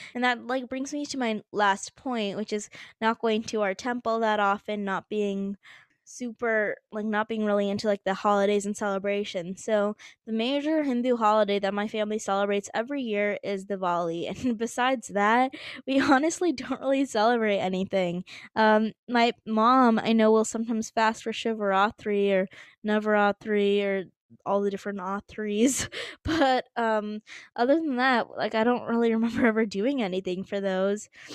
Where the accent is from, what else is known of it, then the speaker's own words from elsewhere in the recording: United States; accent: American; my American accent